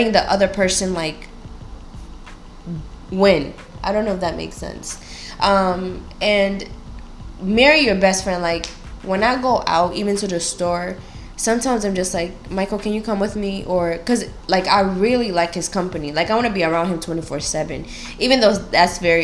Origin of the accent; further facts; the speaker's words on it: Kenya; I'm Kenyan, African, and my husband is American.